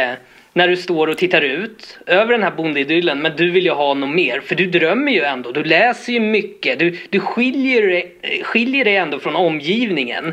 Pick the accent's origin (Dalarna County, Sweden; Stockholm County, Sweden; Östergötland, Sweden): Stockholm County, Sweden; Botkyrka; jag är uppvuxen i Botkyrka och var den här lilla Stockholmskillen med caps.